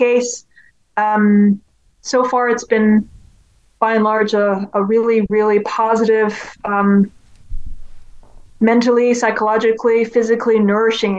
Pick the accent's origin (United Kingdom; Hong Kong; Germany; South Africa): Hong Kong; moved away; growing up in Hong Kong